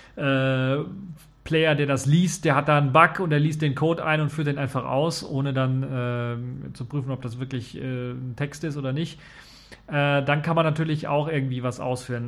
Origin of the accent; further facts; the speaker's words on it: Germany